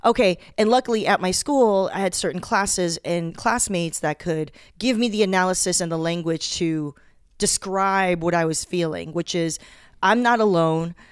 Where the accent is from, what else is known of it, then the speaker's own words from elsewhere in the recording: Torrance, California, United States; also born or lived in Taiwan; I grew up in Southern California